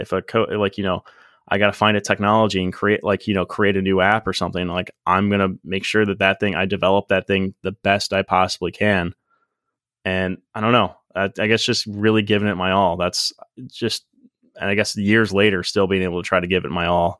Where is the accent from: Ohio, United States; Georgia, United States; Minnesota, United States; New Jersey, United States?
Ohio, United States; Medina; moved away as an adult; now in Miami, United States; I grew up at Medina, and it was one of those, like, I liked Medina, I liked living in Medina, like, I liked my hometown